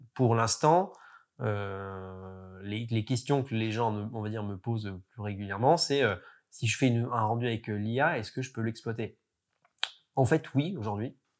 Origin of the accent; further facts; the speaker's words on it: France; en tant que Français